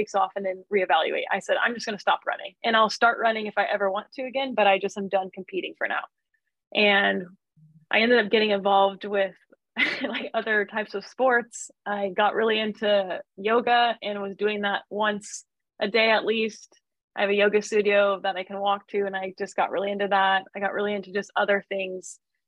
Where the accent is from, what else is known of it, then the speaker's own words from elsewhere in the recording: Midwest, United States; also born or lived in Flagstaff, Arizona; now in Santa Barbara, United States; I'm from the Midwest.